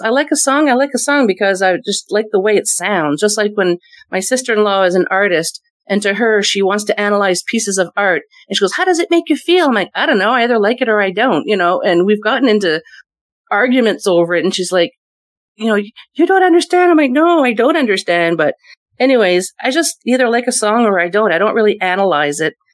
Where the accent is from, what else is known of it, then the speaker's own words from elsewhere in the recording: Moncton, New Brunswick, Canada; also born or lived in Fredericton, New Brunswick; our hometown's the Moncton area